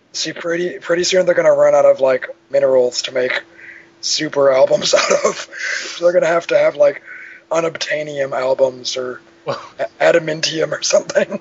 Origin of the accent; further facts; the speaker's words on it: Cook County, Illinois, United States; I grew up in Cook County myself.